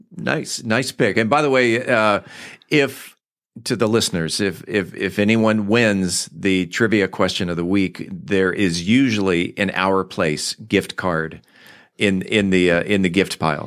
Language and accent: English; San Diego, California, United States; moved away; I grew up in San Diego